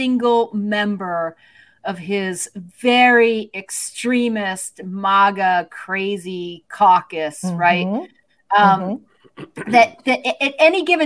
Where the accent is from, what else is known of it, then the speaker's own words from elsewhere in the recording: Midwest, United States; I'm a Midwesterner